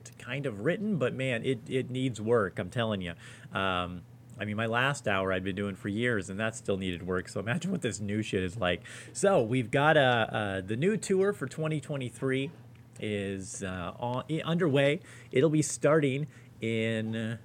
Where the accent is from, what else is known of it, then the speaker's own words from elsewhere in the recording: Los Angeles, California, United States; moved away as an adult; now in Spokane, United States; a buddy of mine who I grew up